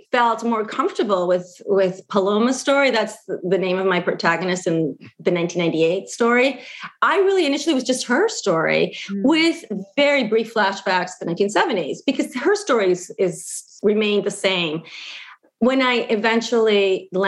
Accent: Argentina; And I think because we grew up in Argentina, and those of us who grew up outside of Argentina as well, with the silence around it

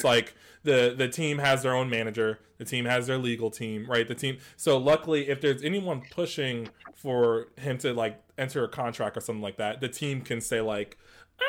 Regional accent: East Coast, United States; we're all from the East Coast

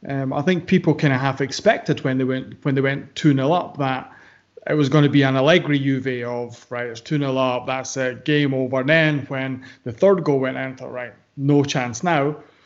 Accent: Ireland; I'm from Ireland.

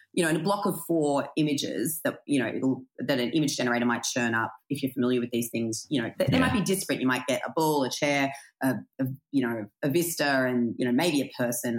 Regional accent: Australia; I grew up in a country town

